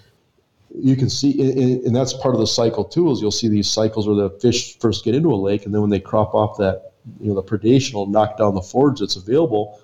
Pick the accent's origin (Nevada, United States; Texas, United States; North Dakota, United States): North Dakota, United States; Western; growing up in Western North Dakota, we were so isolated from everything